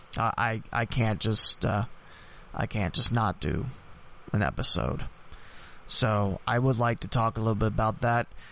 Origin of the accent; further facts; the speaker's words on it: Dayton, Ohio, United States; It happened in my hometown. It happened where I've lived all my life